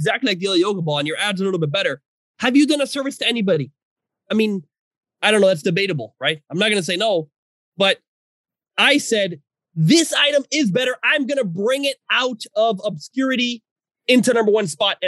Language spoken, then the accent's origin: English; Venezuela; I'm from Venezuela.